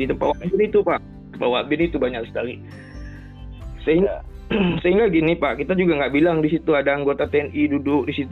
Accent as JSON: {"language": "Indonesian", "town": "Banda Aceh", "region": "Aceh", "country": "Indonesia", "said": "Saya dari Banda Aceh, Pak"}